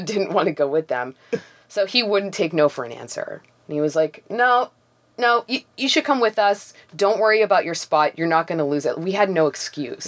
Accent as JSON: {"language": "English", "town": "Toronto", "region": "Ontario", "country": "Canada", "tie": "born or raised there", "said": "I grew up in Forest Hill, which is like an upper middle class Jewish neighborhood"}